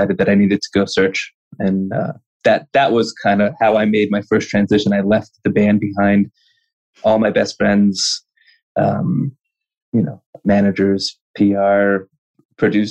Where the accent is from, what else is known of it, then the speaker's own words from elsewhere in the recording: Los Angeles, California, United States; I'm from LA, born and raised in Los Angeles, California